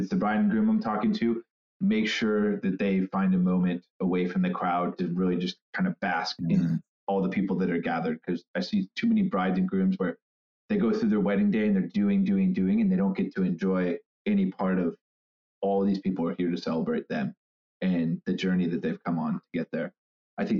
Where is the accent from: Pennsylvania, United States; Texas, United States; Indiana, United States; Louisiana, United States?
Indiana, United States; moved away as an adult; also born or lived in Chicago / New York; now in San Francisco, United States; I am a born and bred Hoosier